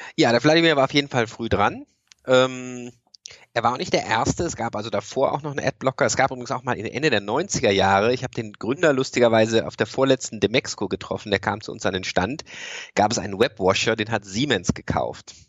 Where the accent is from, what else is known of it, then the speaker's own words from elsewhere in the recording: Freiburg, Baden-Württemberg, Germany; now in Cologne, Germany; ich komme ursprünglich aus Freiburg